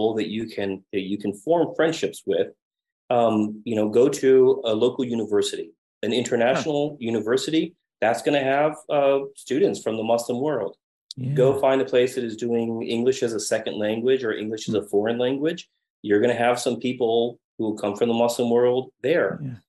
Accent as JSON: {"language": "English", "country": "United States", "also_born_or_lived": "Madrid, Spain", "moved": "yes", "said": "I'm American"}